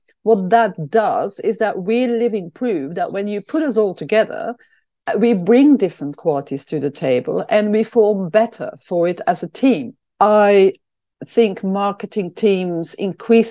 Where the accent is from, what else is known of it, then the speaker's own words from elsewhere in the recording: Belgium; now in London, United Kingdom; I'm from Belgium